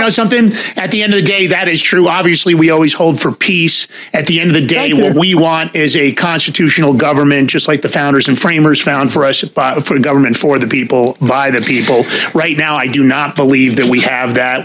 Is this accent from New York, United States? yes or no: yes; New York, United States; I grew up in New York